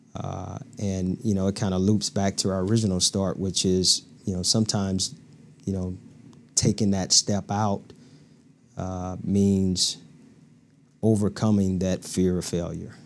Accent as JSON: {"language": "English", "region": "Louisiana", "country": "United States", "tie": "born or raised there", "moved": "as an adult", "lives_now": "Peoria, Illinois, United States", "said": "born and raised in Louisiana, a small town, population twenty-five hundred people"}